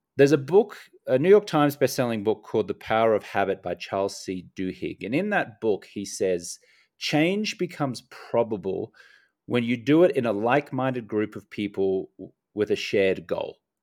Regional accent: Australia; also born or lived in United States; now in Medellin, Colombia; I'm an Australian American

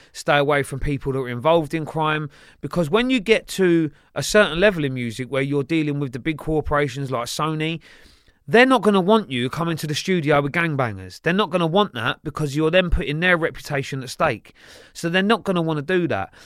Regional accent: Sunbury, South East England, United Kingdom; also born or lived in Kingston upon Thames / Tolworth / Staines / Feltham; from there I went to the border of Sunbury and Feltham. And then that's where predominantly I grew up

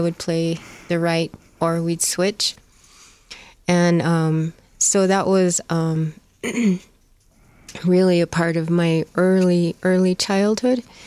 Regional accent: Four Corners area, Southwest, United States; also born or lived in Arizona; I grew up in the Southwest

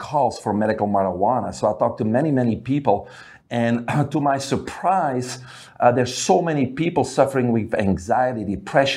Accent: Belgium; moved away; I grew up in Belgium, which is a little country in the center of Europe.

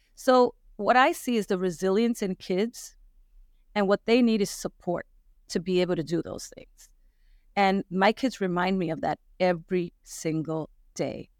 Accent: New York City, New York, United States; moved away as an adult; now in Rhode Island, United States; I was born and raised in New York City

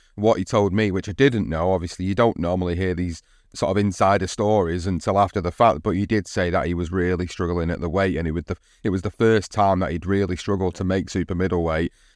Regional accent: United Kingdom; as a British fight fan

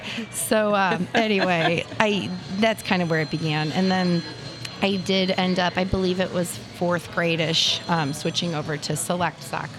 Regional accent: Imperial, Missouri, United States; I grew up in St. Louis, a little south of St. Louis, Imperial.

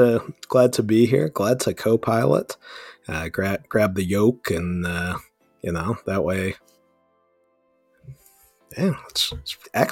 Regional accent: Ohio, United States; now in Cincinnati, United States; I am originally from the North Coast of America, off of the shores of Lake Erie, near Cleveland, kind of in between Cleveland and Erie, Pennsylvania.

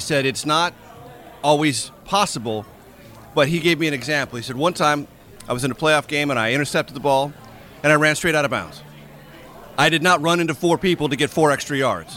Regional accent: San Diego, California, United States; I grew up in San Diego, California

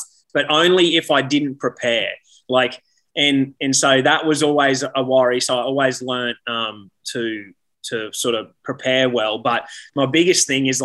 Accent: Toowoomba, Queensland, Australia; moved away as an adult; I'm a kid from Toowoomba, Australia. Most of my friends, people I know have, and my family have never left that little town

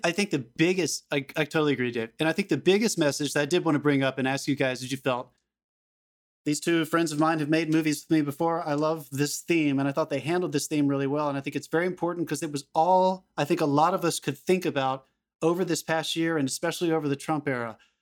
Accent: the South, United States; I'm from a smaller town in the South

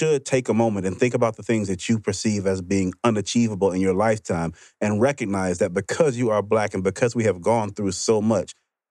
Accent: Mississippi, United States; I grew up in Mississippi.

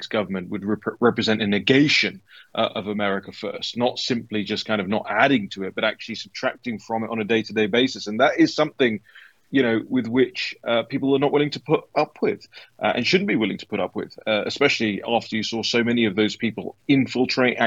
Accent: United Kingdom; I'm from the United Kingdom

